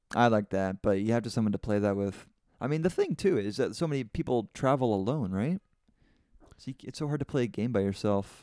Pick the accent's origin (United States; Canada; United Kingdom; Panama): Canada; I'm from Canada